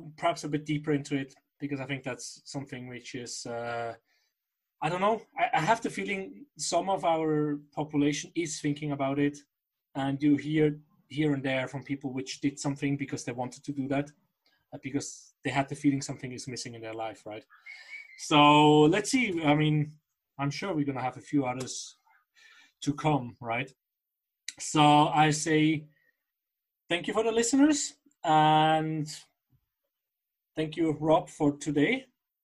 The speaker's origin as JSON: {"language": "English", "town": "Basel", "region": "Basel-Stadt", "country": "Switzerland", "said": "I'm from Basel"}